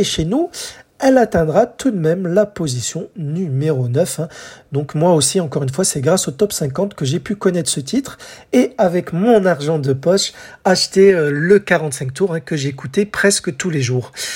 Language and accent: French; France; chez nous en France